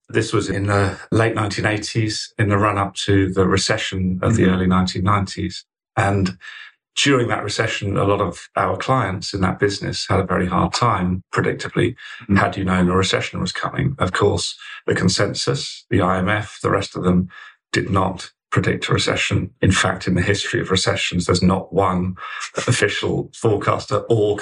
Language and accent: English; Colchester, East of England, United Kingdom; moved away as an adult; also born or lived in Oxford; I grew up in deepest, darkest Essex, in Colchester, Essex boy, born and bred, and lived there, same house, until I was 18